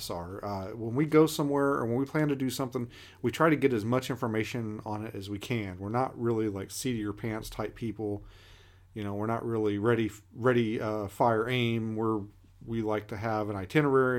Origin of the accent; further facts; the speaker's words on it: Kentucky, United States; moved away as an adult; now in Alaska, United States; I grew up in Kentucky. I left when I was 21